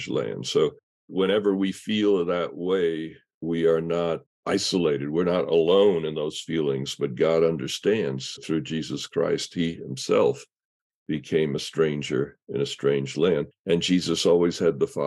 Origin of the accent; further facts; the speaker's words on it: New York City, New York, United States; growing up in New York City